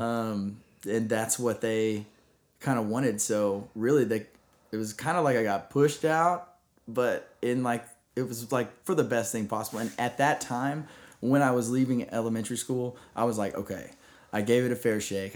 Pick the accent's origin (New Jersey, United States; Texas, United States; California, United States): Texas, United States; Rockwall; I grew up in Rockwall, Texas